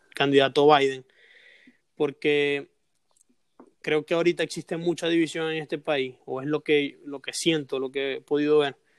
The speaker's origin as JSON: {"language": "Spanish", "country": "Venezuela", "moved": "yes", "lives_now": "United States", "said": "nosotros como venezolanos"}